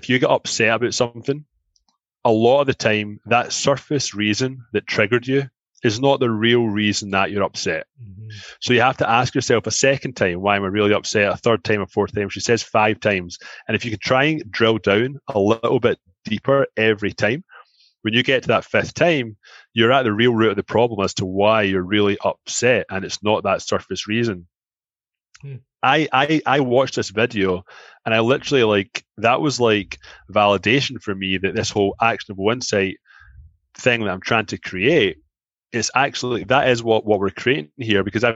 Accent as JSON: {"language": "English", "town": "Glasgow", "region": "Scotland", "country": "United Kingdom", "moved": "as an adult", "lives_now": "Toronto, Canada", "said": "I'm from Glasgow"}